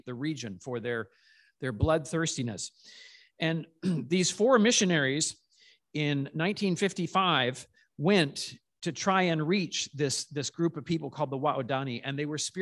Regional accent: Calgary, Alberta, Canada

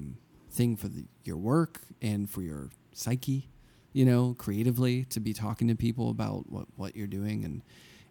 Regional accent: Pittsburgh, Pennsylvania, United States; moved away; I grew up in Pittsburgh

